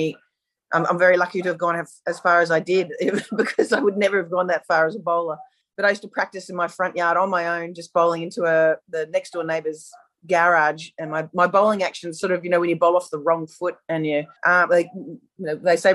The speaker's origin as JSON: {"language": "English", "country": "Australia", "said": "as an Australian"}